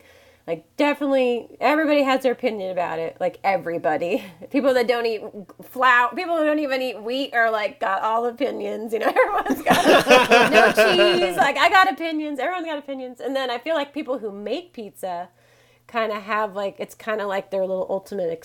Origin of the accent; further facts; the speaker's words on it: Oregon, United States; also born or lived in Washington State / East Coast; I'm from Washington State, born in Washington State, grew up in Oregon.